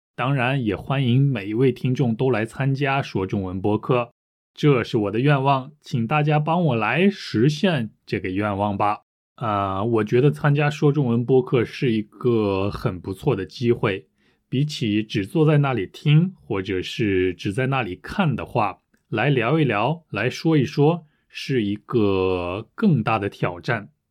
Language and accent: Chinese; United Kingdom; first language English; Chinese is a second language; 我是英国人，我也会用我的母语